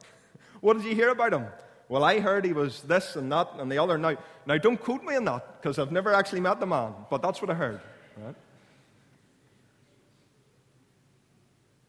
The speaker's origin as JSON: {"language": "English", "area": "Clounagh Junior High", "region": "Northern Ireland", "country": "United Kingdom", "tie": "born or raised there", "said": "I grew up in Clowna Junior High"}